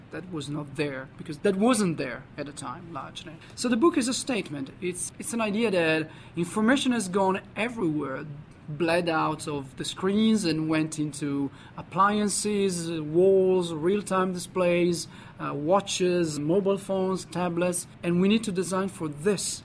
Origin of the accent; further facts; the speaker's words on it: Parma, Emilia-Romagna, Italy; moved away; I'm originally Italian, so I grew up in Parma, which is a city in the north of Italy